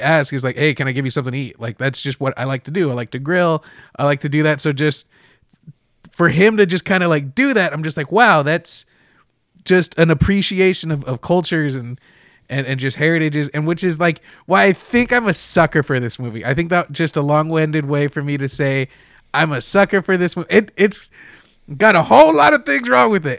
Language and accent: English; Texas, United States; I'm Mexican. It's not a big deal. Like, I'm from Texas. We're all over